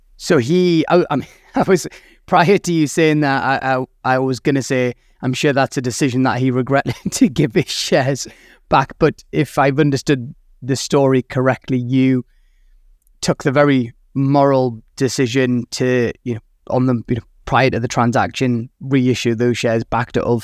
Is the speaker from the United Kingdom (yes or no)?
yes; United Kingdom; I am British